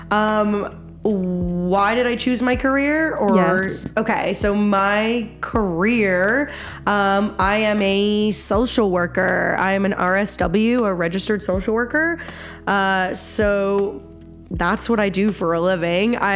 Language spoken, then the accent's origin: English; Halifax, Nova Scotia, Canada; moved away as an adult; now in West Coast, Canada; I am from the East Coast, the best coast, as we say. I don't think anyone says that, but I say that. From Nova Scotia, Halifax, Nova Scotia.